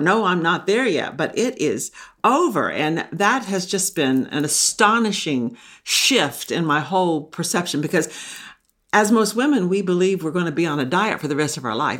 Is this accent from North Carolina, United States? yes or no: no; Texas, United States; now in Maine, United States; I grew up in the South. I grew up in Texas